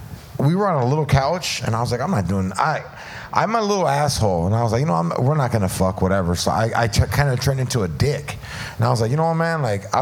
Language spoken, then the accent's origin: English; California, United States; Like, I'm from Orange County, and we'd go to Riverside County in, like, 7th and 8th grade vacation.